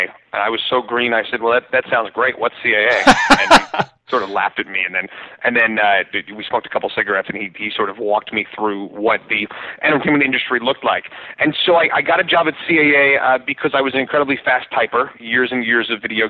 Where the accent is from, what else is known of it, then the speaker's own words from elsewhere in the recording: New York, United States; I was raised in New York